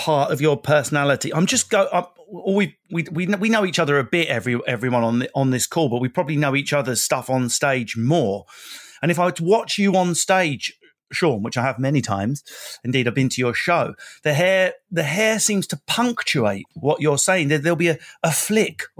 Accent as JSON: {"language": "English", "area": "Essex", "region": "East of England", "country": "United Kingdom", "moved": "yes", "said": "I'm from Essex"}